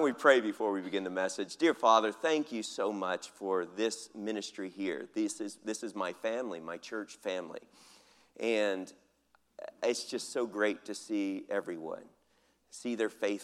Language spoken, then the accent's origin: English; United States; moved away as an adult; now in Philippines; I'm American